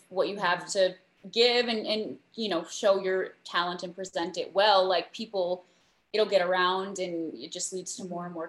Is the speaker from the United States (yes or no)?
yes; North Dakota, United States; now in Nashville, United States; we're two kids from North Dakota.